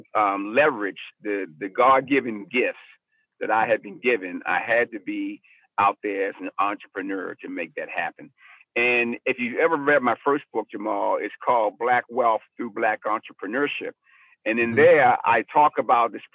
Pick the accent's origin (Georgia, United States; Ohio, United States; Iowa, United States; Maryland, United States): Maryland, United States; Baltimore; I was raised in South Baltimore in the projects there